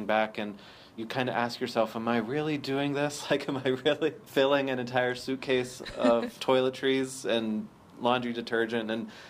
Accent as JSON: {"language": "English", "region": "Pennsylvania", "country": "United States", "said": "Oh, no, I'm from the U.S. I'm from Pennsylvania."}